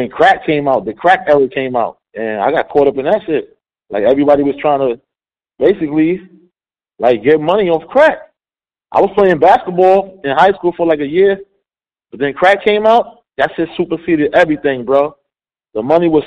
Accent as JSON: {"language": "English", "region": "New York", "country": "United States", "also_born_or_lived": "New Jersey", "said": "I was from New York"}